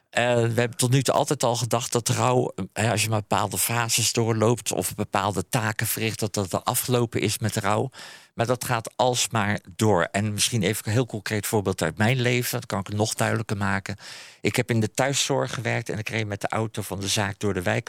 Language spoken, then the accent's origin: Dutch; Haastrecht, South Holland, Netherlands; het dorp waar ik vandaan kom, Haastrecht